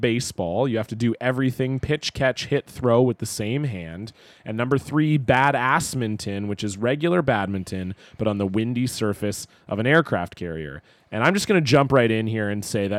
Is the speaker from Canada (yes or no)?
yes; Ontario, Canada; moved away; I grew up in Ontario